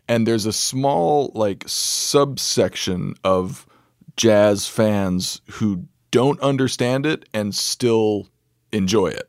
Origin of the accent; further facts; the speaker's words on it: Santa Fe, New Mexico, United States; moved away; I grew up in Santa Fe, New Mexico